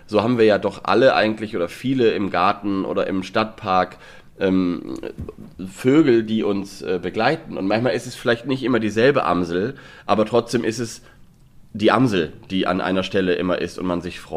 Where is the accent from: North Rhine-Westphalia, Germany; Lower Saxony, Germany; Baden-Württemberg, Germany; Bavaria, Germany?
Lower Saxony, Germany; born there; komme ich ja gebürtig aus Niedersachsen und dort im Nordwesten